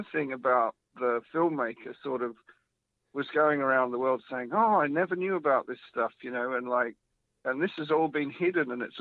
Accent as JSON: {"language": "English", "town": "Melbourne", "region": "Victoria", "country": "Australia", "moved": "yes", "lives_now": "United Kingdom", "said": "you probably can't tell because I've been in the UK over 20 years, but I am an Australian. Stop it. so I'm from Melbourne."}